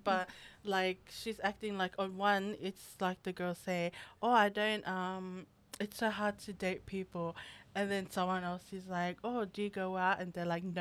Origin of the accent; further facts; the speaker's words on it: Australia; us Australians